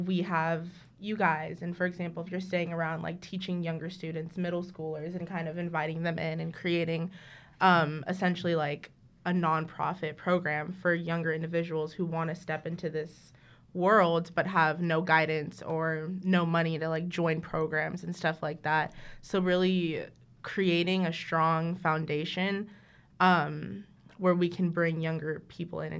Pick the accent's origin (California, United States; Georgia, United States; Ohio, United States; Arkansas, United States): California, United States; Hayward; we grew up in South Hayward.